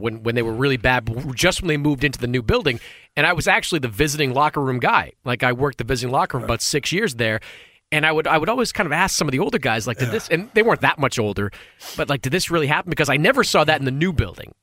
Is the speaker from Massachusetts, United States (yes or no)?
yes; Boston, Massachusetts, United States; now in New York, United States; I grew up in Boston.